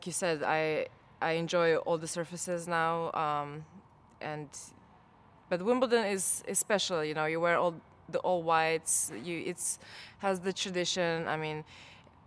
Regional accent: Croatia; moved away; I spent 3 months in my hometown in Croatia with my parents, with my family

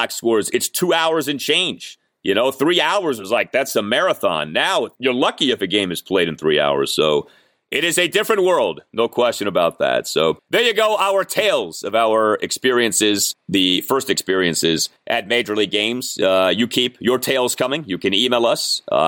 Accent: Washington, District of Columbia, United States; I'm born and raised in the Washington, D.C. area, but both of my parents are from New York

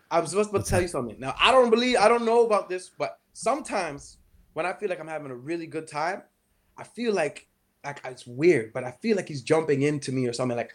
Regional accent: Grenada; also born or lived in Canada; now in Toronto, Canada; you're talking to a man from Grenada. For those who don't know … You know, I'm from Grenada.

